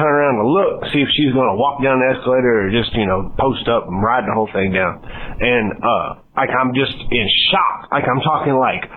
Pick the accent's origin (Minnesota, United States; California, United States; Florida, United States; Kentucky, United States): Kentucky, United States; I'm from Kentucky